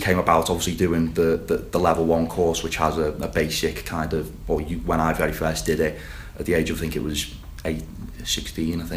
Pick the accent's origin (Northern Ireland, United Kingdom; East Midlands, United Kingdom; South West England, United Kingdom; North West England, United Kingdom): North West England, United Kingdom; the Wirral; I am from the Wirral